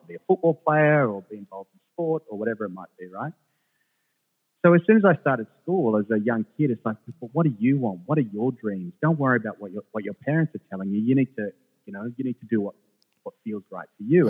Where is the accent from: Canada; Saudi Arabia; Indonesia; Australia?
Australia; English is a second language; also born or lived in Jerusalem / Sweden; I was born in Jerusalem, but then I, um, I lived in Sweden for the most part, first part of my life as a youngster. So I only moved to Australia when I was like seven or eight. I couldn't speak English